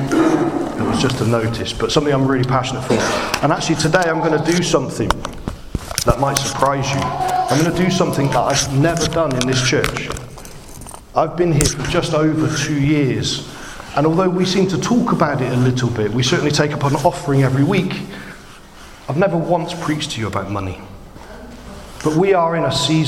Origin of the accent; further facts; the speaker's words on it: United Kingdom; I'm British